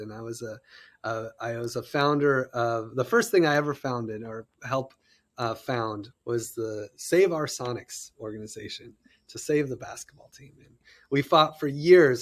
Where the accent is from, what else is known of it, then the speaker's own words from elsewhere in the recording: United States; I'm an American